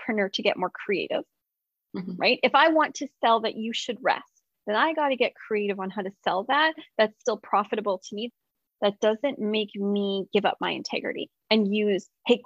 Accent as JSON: {"language": "English", "region": "West Coast", "country": "United States", "said": "I'm from the West Coast"}